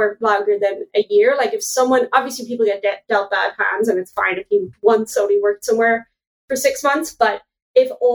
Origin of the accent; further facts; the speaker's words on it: Ireland; I'm Irish